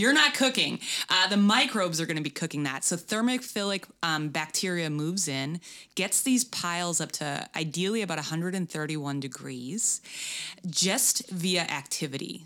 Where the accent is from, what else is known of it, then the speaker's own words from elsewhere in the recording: Boston, Massachusetts, United States; moved away as an adult; now in Los Angeles, United States; I'm from Boston originally